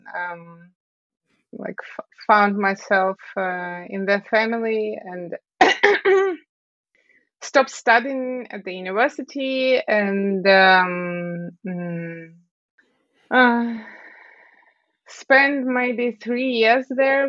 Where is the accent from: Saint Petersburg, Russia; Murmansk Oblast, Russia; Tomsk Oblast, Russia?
Tomsk Oblast, Russia; Tomsk; English is a second language; moved away as an adult; also born or lived in Moscow, Russia; I grew up in Tomsk, and I entered the university there and studied for 2 years and a half or something